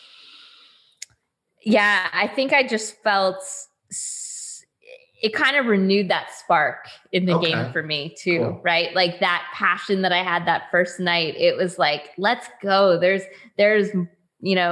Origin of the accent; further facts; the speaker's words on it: Canada; I'm Canadian